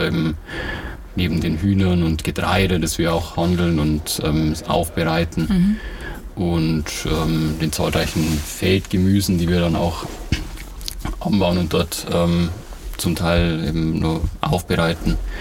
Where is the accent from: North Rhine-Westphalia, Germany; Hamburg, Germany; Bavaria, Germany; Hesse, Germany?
Bavaria, Germany; Ingolstadt; ich komme aus Ingolstadt, bin hier geboren und aufgewachsen